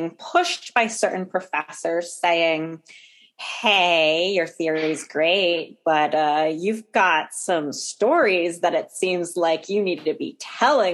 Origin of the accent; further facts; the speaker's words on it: New England, United States; I was growing up in New England